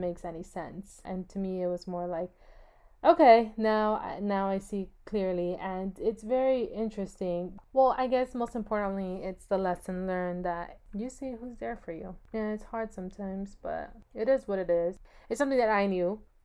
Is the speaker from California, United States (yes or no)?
yes; California, United States; I was born and raised in California